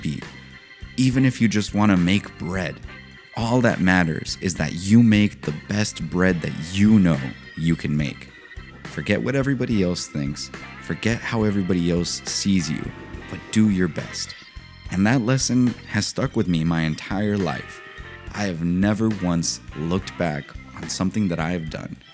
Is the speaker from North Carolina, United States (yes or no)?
no; San Diego, California, United States; I grew up in San Diego, California